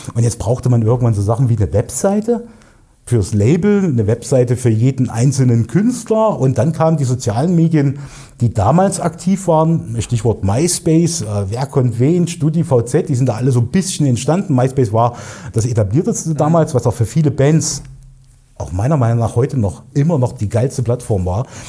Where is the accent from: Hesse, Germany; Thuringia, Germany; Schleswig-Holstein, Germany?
Thuringia, Germany; Erfurt; Hier im schönen Erfurt geboren, äh, in der Landeshauptstadt von Thüringen, im Zentrum von Deutschland fast sozusagen. Und ja, bin auch hier aufgewachsen in Erfurt Nord